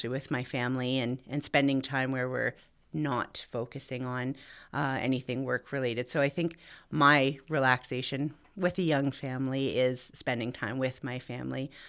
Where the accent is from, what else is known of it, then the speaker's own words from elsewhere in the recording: Tweed, Ontario, Canada; I grew up primarily in Tweed